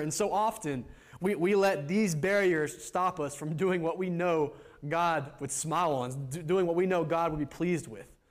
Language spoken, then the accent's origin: English; United States; moved away; me, an American